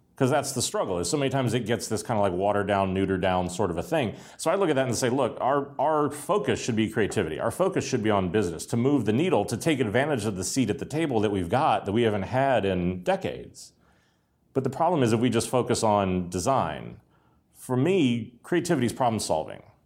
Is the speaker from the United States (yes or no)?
yes; Pittsburgh, Pennsylvania, United States; born or raised there